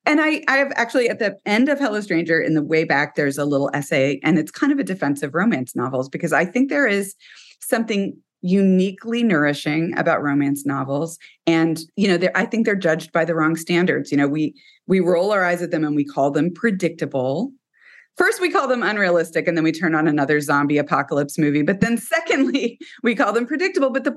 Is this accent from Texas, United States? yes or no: yes; Texas, United States; I am from Texas and we have a ranch.